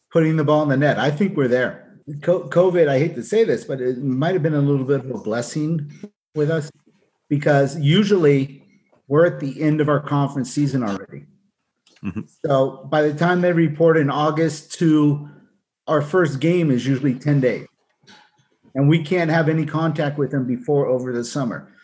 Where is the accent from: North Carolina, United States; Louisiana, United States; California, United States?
California, United States; Southern; now in Utah, United States; I'm originally from Southern California